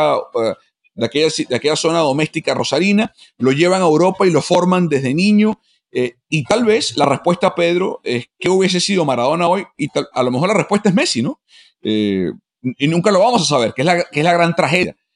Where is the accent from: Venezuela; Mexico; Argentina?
Venezuela; a mí como venezolano